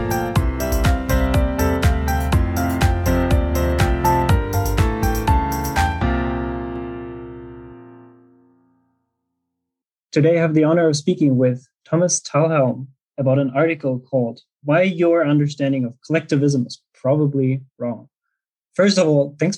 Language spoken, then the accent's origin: English; Germany; also born or lived in Peru; I'm from Germany